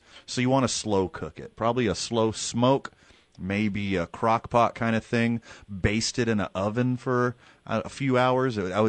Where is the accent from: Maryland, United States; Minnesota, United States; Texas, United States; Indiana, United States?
Texas, United States; now in New Mexico, United States; I'm from Texas.